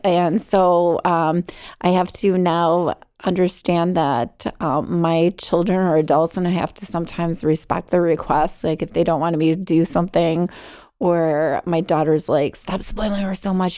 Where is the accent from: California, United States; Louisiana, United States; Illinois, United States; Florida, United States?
Illinois, United States; Arlington Heights; now in Barrington, United States; I grew up in um, Arlington Heights